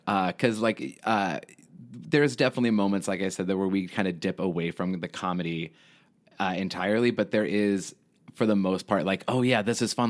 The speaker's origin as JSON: {"language": "English", "town": "Houston", "region": "Texas", "country": "United States", "tie": "born or raised there", "also_born_or_lived": "Lubbock, Texas", "said": "I was born in Lubbock, Texas, and then I moved to Houston when I was, like, seven years old"}